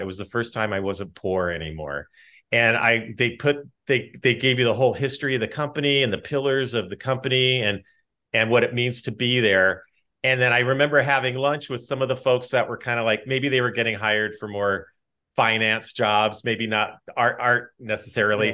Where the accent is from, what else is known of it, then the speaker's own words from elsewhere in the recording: Los Angeles, California, United States; my hometown of North Hollywood